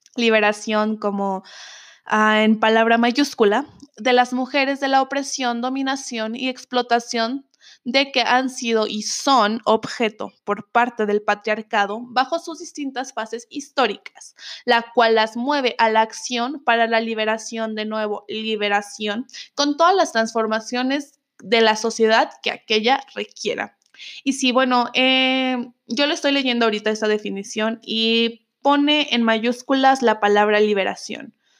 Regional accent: Mexico; soy de México

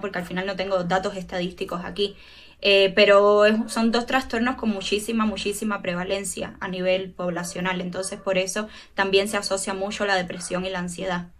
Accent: Cuba; soy psicóloga clínica, tengo 25 años, soy cubana

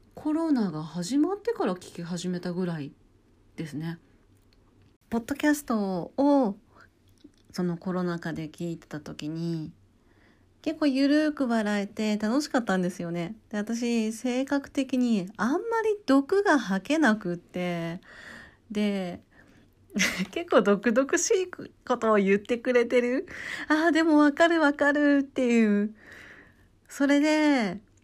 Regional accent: Hokkaido, Japan; 私北海道出身なので

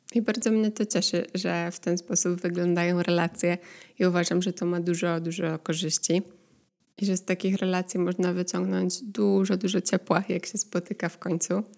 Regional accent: Poland; now in Netherlands; pochodzę z Polski

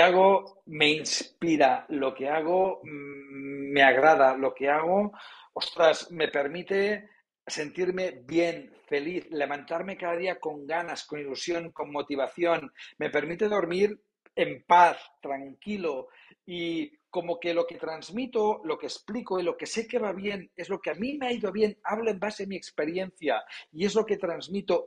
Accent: Palamós, Catalonia, Spain; soy de la costa, nací en Palamos, en la Costa Brava

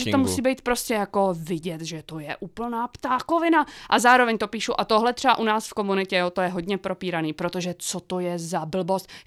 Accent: Lužnice nad Břečkou, Czechia; Tak jo, eh, já jsem eh, vlastně teda z Lužnice nad Břečkou.

